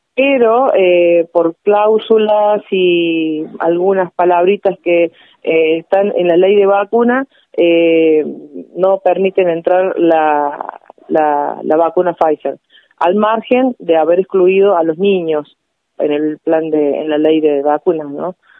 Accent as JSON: {"language": "Spanish", "town": "Villa María", "region": "Córdoba", "country": "Argentina", "said": "yo soy de Villa María en realidad"}